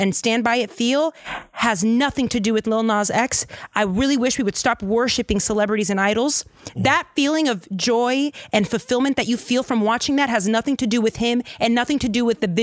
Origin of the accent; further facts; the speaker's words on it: Lynn, Massachusetts, United States; I'm from a place called Lin-Lin, the city of sin.